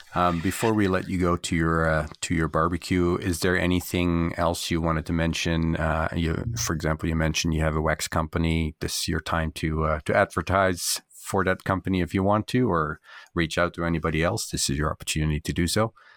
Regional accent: Canada; as a Canadian

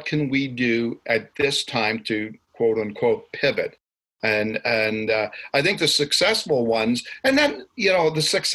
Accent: Ottawa, Ontario, Canada; moved away as an adult; also born or lived in Nelson, British Columbia; now in Calgary, Canada; I'm actually born and raised in Ottawa.

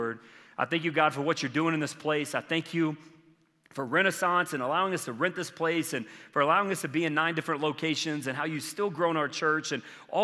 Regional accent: South Carolina, United States; I grew up in South Carolina

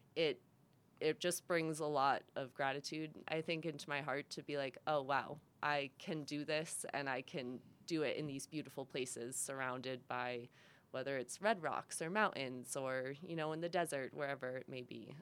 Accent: Massachusetts, United States; moved away as an adult; also born or lived in Rhode Island; I'm from Massachusetts. Um, born and raised there my whole life.

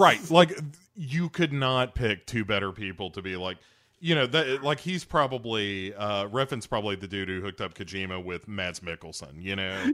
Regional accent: United States; I'm an American

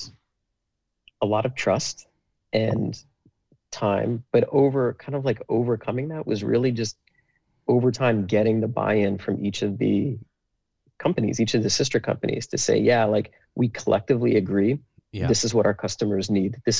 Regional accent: New Jersey, United States; also born or lived in Philadelphia; I grew up in New Jersey

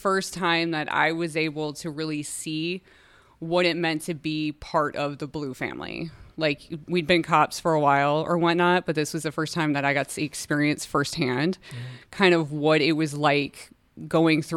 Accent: Rio Grande Valley, Texas, United States; I was born and raised in Rio Grande Valley

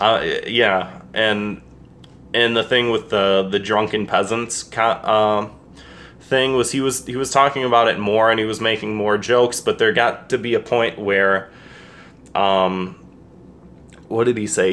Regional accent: United States; I'm an American

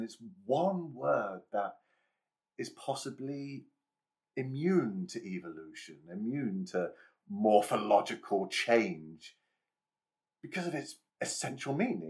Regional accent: England, United Kingdom; So I'm from England.

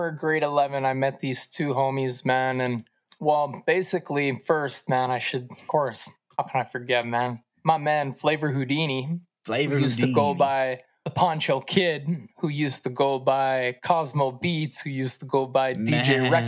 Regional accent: Duncan, British Columbia, Canada; also born or lived in Victoria, British Columbia / Shawnigan Lake, British Columbia; I landed here in Duncan, BC around the time of 6 years of age. I guess I moved here and grew up here in this little small valley and on the island

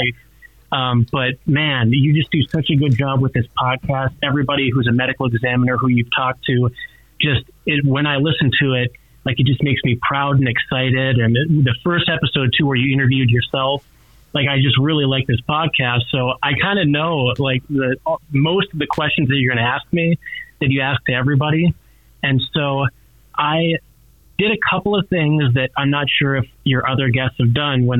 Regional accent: northwestern North Dakota, United States; moved away as an adult; now in Billings, United States; I'm originally from North Dakota

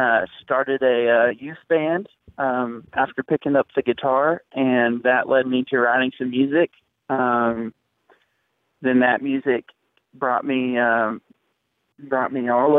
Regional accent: West, Texas, United States; also born or lived in Waco, Texas; So I am from West Coma, Texas, home of the best kolaches in Texas.

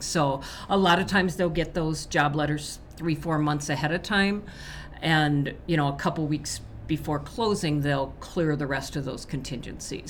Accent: Nebraska, United States; Nebraska, my home state

